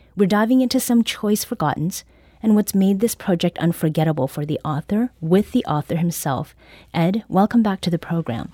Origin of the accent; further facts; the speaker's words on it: Southern Ontario, Canada; moved away; Growing up in Southern Ontario, Canada